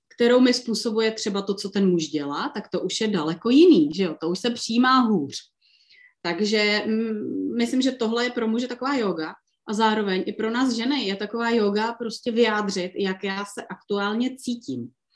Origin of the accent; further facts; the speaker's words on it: Liberec, Liberec Region, Czechia; tady u nás v Liberci